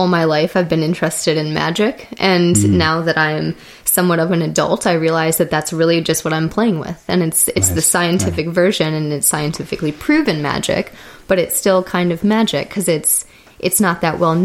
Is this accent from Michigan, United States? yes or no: yes; Detroit, Michigan, United States; I am from Michigan, Detroit area originally. And growing up in Michigan